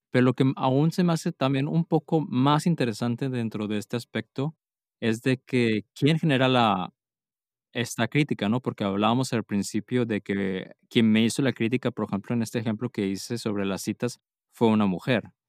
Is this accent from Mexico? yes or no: yes; Mexico; now in Germany; yo llegué a vivir a Alemania y llegué con muchos paradigmas de México